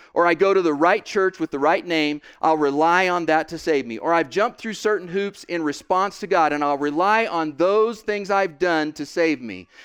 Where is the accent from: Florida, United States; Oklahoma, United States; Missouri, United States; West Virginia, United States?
Oklahoma, United States; I'm from Oklahoma.